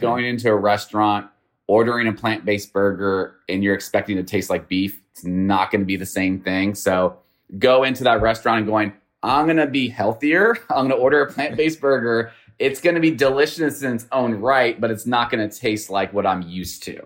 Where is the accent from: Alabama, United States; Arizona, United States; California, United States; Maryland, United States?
California, United States; Northern; now in Houston, United States; I'm from Northern California.